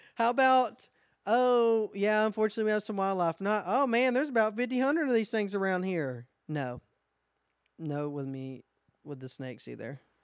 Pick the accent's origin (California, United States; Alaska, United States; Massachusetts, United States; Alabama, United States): Alabama, United States; We're also from Alabama